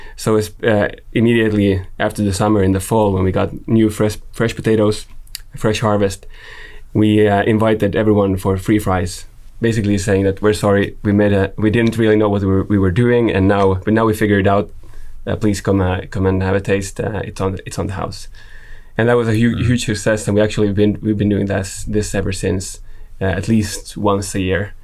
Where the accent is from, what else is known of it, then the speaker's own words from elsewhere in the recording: Jakobstad, Ostrobothnia, Finland; I'm from Finland, I'm from up north, Jakobstad